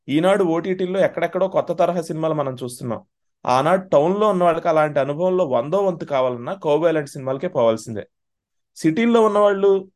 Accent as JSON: {"language": "Telugu", "area": "near Tadepalligudem and Tanuku", "region": "Andhra Pradesh", "country": "India", "tie": "born or raised there", "said": "మా దగ్గర తాడేపల్లిగూడెంలో అప్పటికే థియేటర్స్ ఉందనుకోండి తణుకులో ఉందనుకోండి మా మా ఊరు దగ్గర"}